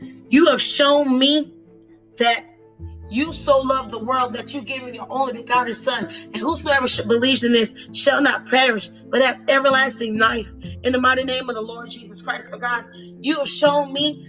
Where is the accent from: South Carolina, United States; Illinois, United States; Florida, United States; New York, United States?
Florida, United States; Orlando; now in Tampa, United States; I was born and raised in Orlando, Florida